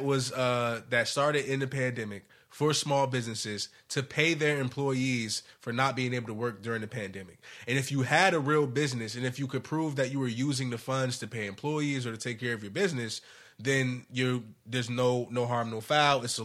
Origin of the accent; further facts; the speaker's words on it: New Jersey, United States; I'm from Jersey.